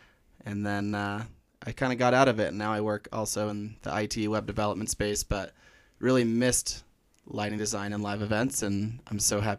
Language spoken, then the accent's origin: English; Orange County, California, United States; moved away as an adult; also born or lived in San Diego / Colorado; now in Flagstaff, United States; I grew up in Orange County, California, but candidly, when people ask me where I grew up, I say San Diego because I hated Orange County